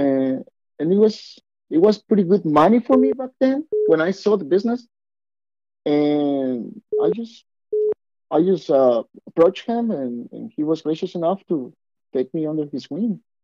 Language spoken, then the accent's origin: English; Mexico; I'm Mexican. You guys haven't picked up my accent.